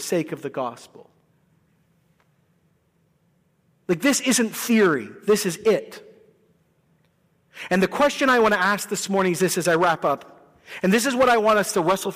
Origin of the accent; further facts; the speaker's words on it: Canada; we're nice people and we're Canadian people and we pay our taxes